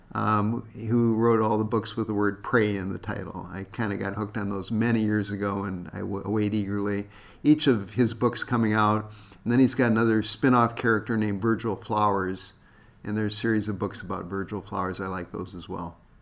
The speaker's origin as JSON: {"language": "English", "region": "South Dakota", "country": "United States", "tie": "born or raised there", "moved": "yes", "lives_now": "Minnesota, United States", "said": "growing up in South Dakota"}